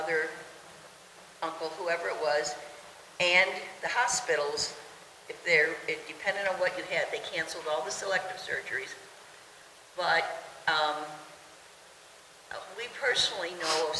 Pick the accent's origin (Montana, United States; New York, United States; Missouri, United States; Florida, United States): Missouri, United States; we're from Missouri